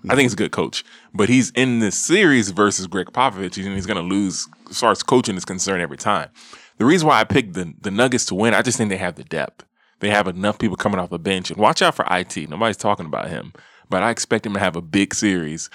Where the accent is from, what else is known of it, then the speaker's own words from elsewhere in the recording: Houston, Texas, United States; I'm from Houston.